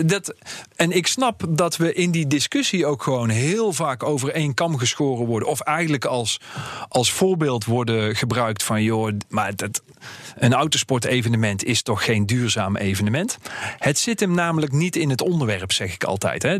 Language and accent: Dutch; North Brabant, Netherlands; moved away; ik ben Brabander